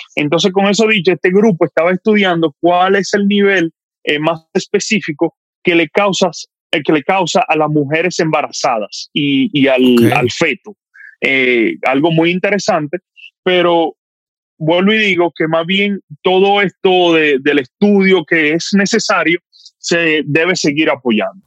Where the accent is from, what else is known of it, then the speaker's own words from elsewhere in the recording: Dominican Republic; como dominicano